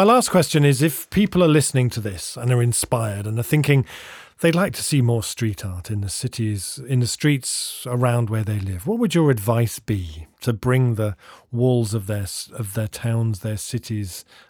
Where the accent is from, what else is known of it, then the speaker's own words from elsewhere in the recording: Bristol, South West England, United Kingdom; I grew up in Bristol, the city that Banksy emerged from which is one of the cities in the UK with the most street art in the country